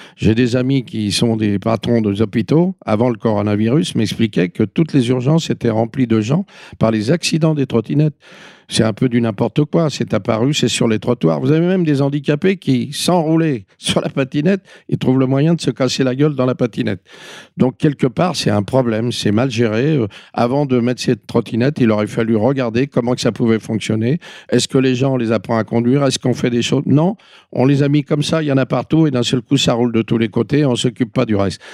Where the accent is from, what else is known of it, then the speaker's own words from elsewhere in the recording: Paris, Île-de-France, France; en tant que Parisien, je dois beaucoup à ma ville